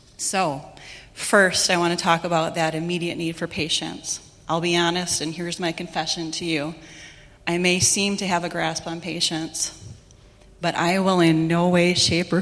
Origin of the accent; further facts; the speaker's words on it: Chicago, Illinois, United States; I grew up in Chicago where there's a lot of crazy traffic, a lot of crazy people